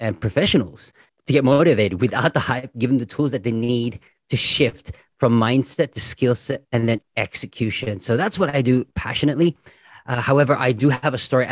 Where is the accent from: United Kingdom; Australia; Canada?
Australia; as an Aussie